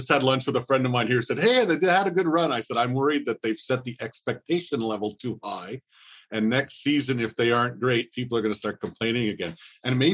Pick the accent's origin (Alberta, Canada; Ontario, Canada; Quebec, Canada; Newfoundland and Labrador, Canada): Quebec, Canada; Montreal; I was born in Montreal in the mid 60s, the only son of an immigrant entrepreneur